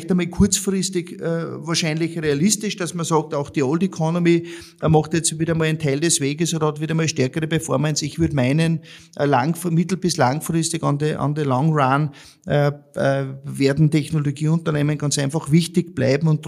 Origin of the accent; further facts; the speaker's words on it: Austria; ich sag für mich als, als Österreicher